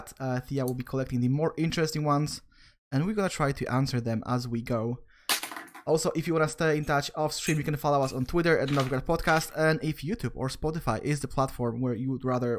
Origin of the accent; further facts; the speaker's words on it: Netherlands; I'm from the Netherlands as well, having snow is a special occasion